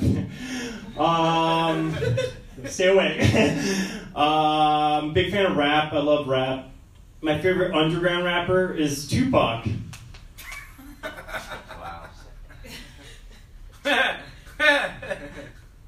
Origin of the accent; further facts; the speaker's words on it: Seattle, Washington, United States; I'm from Seattle.